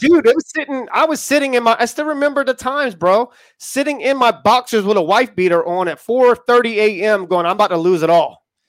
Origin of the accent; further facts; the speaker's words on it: Charleston, South Carolina, United States; moved away as an adult; I come from Charleston, South Carolina